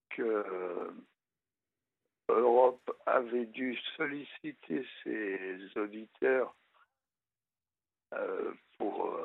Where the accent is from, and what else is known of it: Le Neubourg, Normandy, France; born or raised there; also born or lived in Évreux